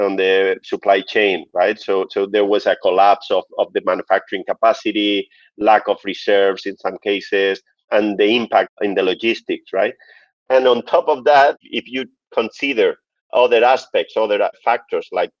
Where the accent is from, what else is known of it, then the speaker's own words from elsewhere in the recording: Murcia, Region of Murcia, Spain; moved away as an adult; now in Dubai, United Arab Emirates; I am from Spain, from Murcia, which is in the southeast of Spain, a very Mediterranean and beautiful region. But I am based in Dubai for the past 12 years.